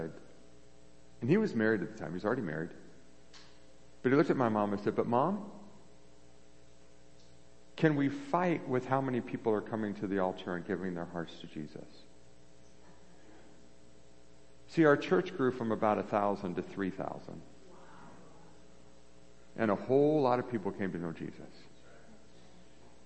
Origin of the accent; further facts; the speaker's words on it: San Diego, California, United States; the church I grew up in San Diego, California